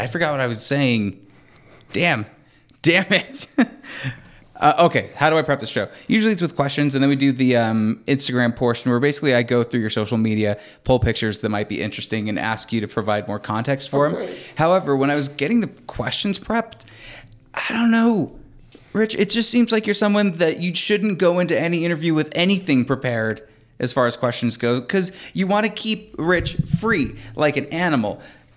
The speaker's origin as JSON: {"language": "English", "town": "St. George", "region": "Utah", "country": "United States", "tie": "born or raised there", "also_born_or_lived": "Rawlins, Wyoming", "said": "half was raised in Rawlins, Wyoming, and the other half, like through graduation, was in St. George"}